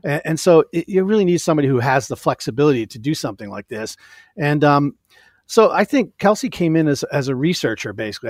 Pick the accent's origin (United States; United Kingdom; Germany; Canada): United States; upstate New York; now in New York City, United States; I'm originally from upstate New York